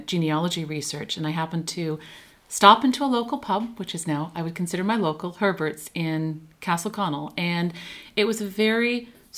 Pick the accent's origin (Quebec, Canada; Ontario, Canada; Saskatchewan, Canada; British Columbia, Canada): Ontario, Canada; Toronto; moved away as an adult; now in New York, United States; I'm originally from Toronto and I moved to New York 10 years ago.